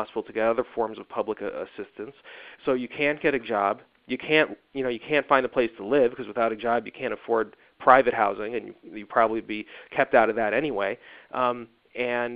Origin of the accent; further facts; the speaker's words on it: Evanston, Illinois, United States; moved away; my hometown of Evanston